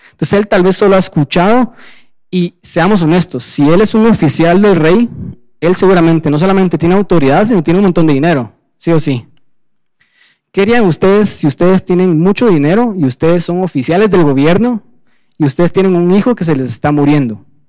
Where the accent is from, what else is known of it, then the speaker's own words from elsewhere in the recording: Guatemala; somos gentiles guatemaltecos, nacidos en un país del tercer mundo